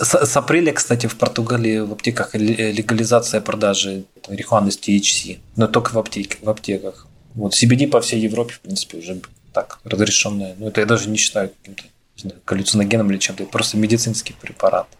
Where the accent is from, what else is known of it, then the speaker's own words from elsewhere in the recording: Taganrog, Rostov Oblast, Russia; moved away as an adult; now in Algarve, Portugal; мы из Таганрога